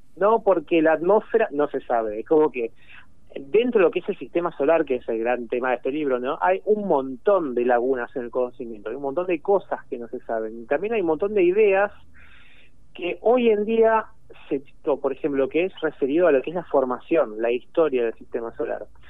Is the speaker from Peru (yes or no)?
no; Argentina; yo soy de acá, digamos, soy de acá